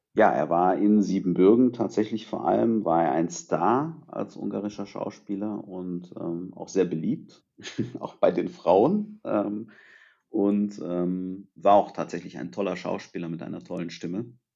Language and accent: German; Germany; also born or lived in Târgu Mureș, Romania; ich bin in Rumänien geboren, bin aber in Deutschland aufgewachsen. Das heißt, ich war etwas über ein Jahr alt, als meine Eltern mich nach Deutschland gebracht haben